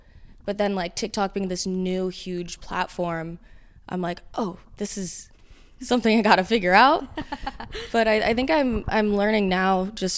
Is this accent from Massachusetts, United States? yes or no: no; Huntington Beach, California, United States; I'm from Huntington Beach, California.